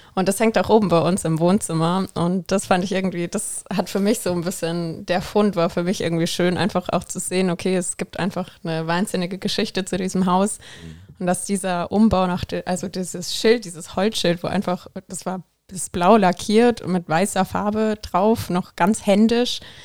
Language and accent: German; Southern Germany, Germany; moved away as an adult; now in Koblenz, Germany; ich komme ja auch aus dem Süden von Deutschland